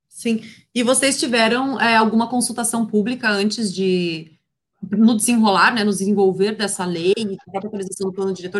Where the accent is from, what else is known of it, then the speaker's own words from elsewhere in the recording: Paraná, Brazil; sou do Paraná